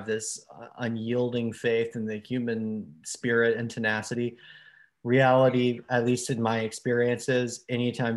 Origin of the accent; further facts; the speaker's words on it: American in the South, United States; As an American in the South